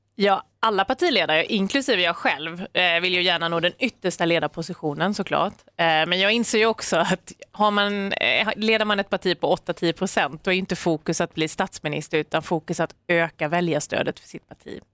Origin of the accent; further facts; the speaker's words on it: Maramo, Jönköping County, Sweden; moved away as an adult; now in near Stockholm, Sweden; Jag är uppvuxen i Maramö